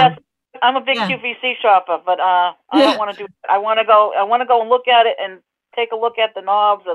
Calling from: Falmouth, Massachusetts, United States; I'm from Falmouth, Massachusetts on Cape Cod.

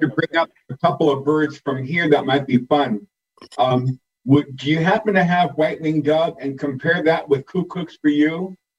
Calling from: San Diego, California, United States; I'm calling from San Diego, California

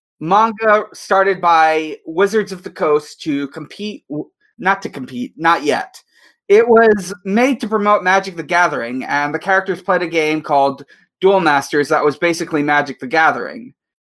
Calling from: Guam; Yeah, I'm actually recording from Guam.

